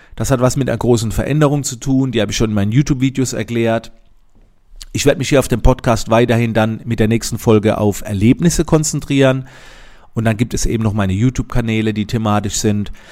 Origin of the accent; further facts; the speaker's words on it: Germany; wie ich herkomme in Monheim